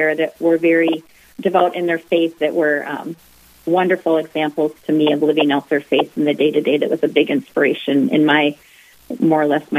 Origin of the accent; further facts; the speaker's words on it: Detroit Lakes, Minnesota, United States; I grew up in Detroit Lakes. Both Rick and I did